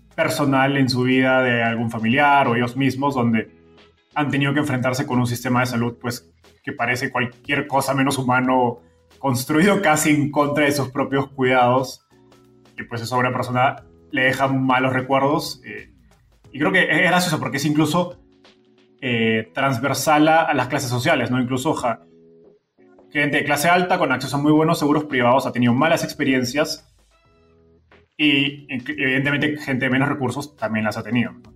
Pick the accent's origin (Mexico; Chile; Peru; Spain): Peru; yo soy peruano